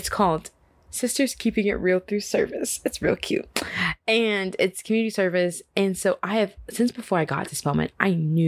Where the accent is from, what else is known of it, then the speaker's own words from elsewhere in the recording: Dallas, Texas, United States; now in Atlanta, United States; I am originally from Dallas, Texas. You know, love it there, D-Town, all the way.